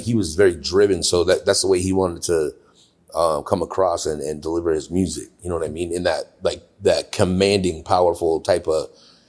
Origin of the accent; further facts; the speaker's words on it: California, United States; moved away as an adult; now in Buffalo, United States; I grew up in California.